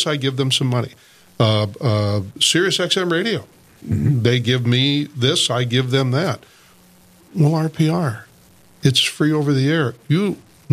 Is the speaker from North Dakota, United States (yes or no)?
yes; Dickinson, North Dakota, United States; moved away as an adult; also born or lived in Bismarck / Minot; now in Fargo, United States; I started as a disc jockey in high school in Dickinson. I'm from Dickinson originally